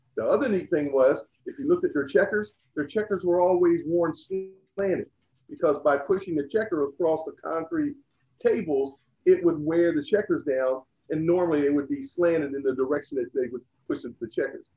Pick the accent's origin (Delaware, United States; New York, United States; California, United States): Delaware, United States; Laurel; moved away as an adult; also born or lived in Salisbury, Maryland; I grew up in Laurel, Delaware, and went to Laurel High School